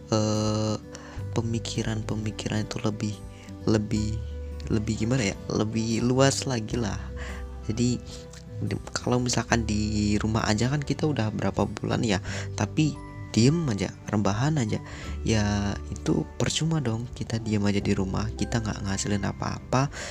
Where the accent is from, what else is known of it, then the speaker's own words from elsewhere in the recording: Cirebon, West Java, Indonesia; jadi asal daerah saya dari Cirebon Jawa Barat